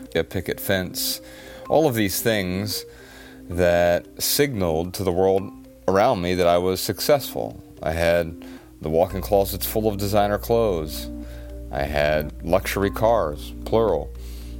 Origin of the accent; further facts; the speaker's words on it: Dayton, Ohio, United States; I was born in Dayton, Ohio in 1981, and we grew up really poor